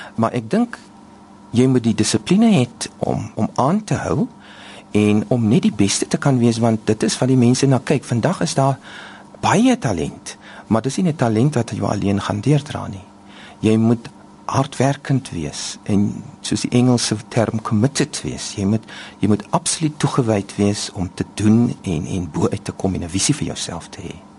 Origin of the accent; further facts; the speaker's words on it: Oudtshoorn, Western Cape, South Africa; ek is gebore in Oudtshoorn